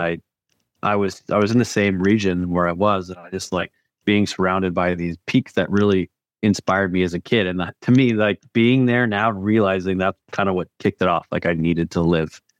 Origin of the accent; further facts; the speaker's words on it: Parry Sound, Ontario, Canada; now in West Coast, Canada; I grew up northern, a couple hours north of Toronto in Perry Sound